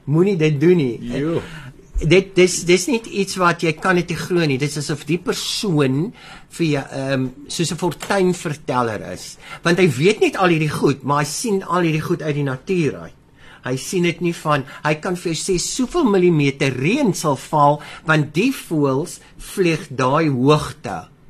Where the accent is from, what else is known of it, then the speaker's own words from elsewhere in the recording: Baardskeerdersbos, Western Cape, South Africa; Ek is op die plaas Remhoogte. So ja, ek is op 'n plaas gebore, nie in 'n hospitaal nie. Ehm um, naby Baartskeer is Bos, tussen Gansbaai en Baartskeer is Bos.